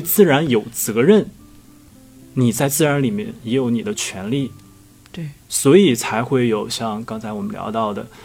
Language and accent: Chinese; Heilongjiang, China; 我是黑龙江人。嗯。所以我们那边呢，也有这个类似于萨满的这种东西，我们那边嗯。叫跳大神儿